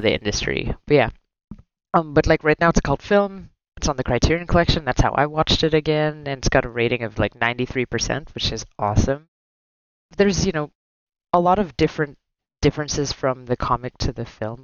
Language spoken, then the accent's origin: English; Philippines; moved away; growing up in the Philippines